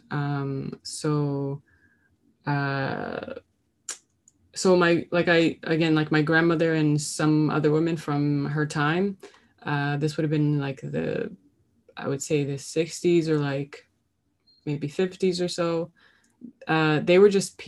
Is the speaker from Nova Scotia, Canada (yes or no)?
yes; Halifax, Nova Scotia, Canada; also born or lived in North Preston; I grew up in Halifax, but my mother's side of the family is from North Preston